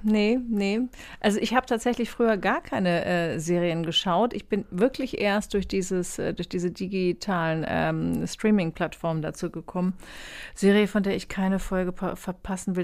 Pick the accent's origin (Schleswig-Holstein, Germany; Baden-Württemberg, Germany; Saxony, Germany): Schleswig-Holstein, Germany; Kiel; now in Hamburg, Germany; Ich bin ja gebürtige Schleswig-Holsteinerin